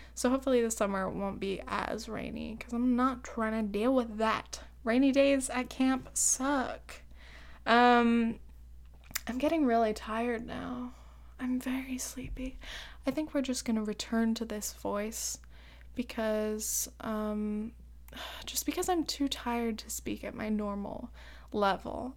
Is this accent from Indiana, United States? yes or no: no; Laguna Beach, California, United States; now in New York, United States; I'm from Southern Orange County, dude. Laguna Beach.